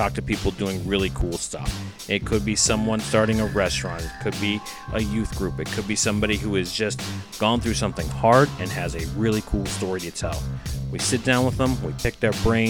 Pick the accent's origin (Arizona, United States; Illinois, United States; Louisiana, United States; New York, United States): Arizona, United States; Phoenix; born or raised there